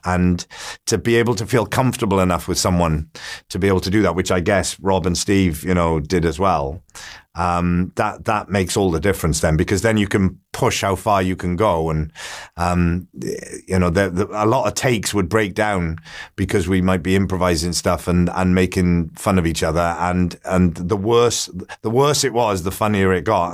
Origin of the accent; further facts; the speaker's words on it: Port Talbot, Wales, United Kingdom; my hometown in Port Talbot in South Wales.